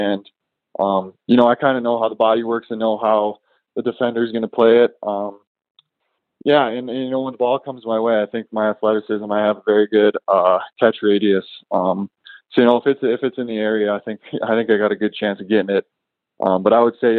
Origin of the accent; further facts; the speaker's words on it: Jamestown, North Dakota, United States; I grew up in Jamestown, North Dakota, a little small town of about 15,000 people in central Nodak.